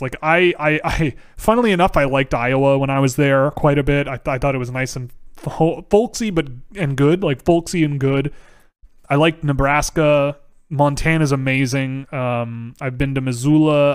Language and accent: English; Canada; I'm Canadian